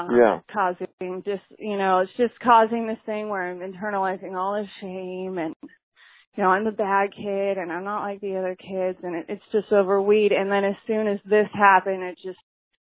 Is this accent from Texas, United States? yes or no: yes; Texas, United States; I didn't really fit in Texas. I'm from Texas